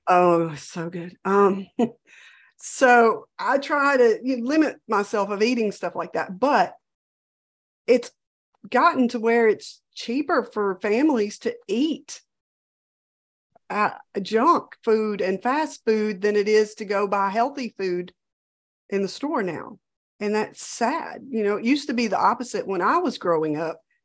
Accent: Louisiana, United States

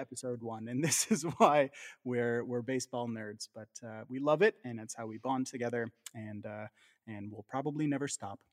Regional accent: Southern Ontario, Canada; growing up in Southern Ontario, uh, as we both did

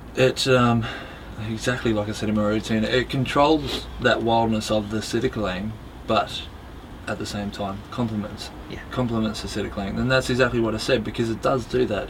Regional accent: Melbourne, Victoria, Australia; moved away as an adult; now in United Kingdom; I was born in Melbourne, Australia. Yeah. My father was born here in uh, High Wycombe, I think. uh, Mum was born in Italy. Um, their families migrated to Australia, I think, when they were both quite young, about four or five. Um, and yeah, spent most of my most of my life in Australia

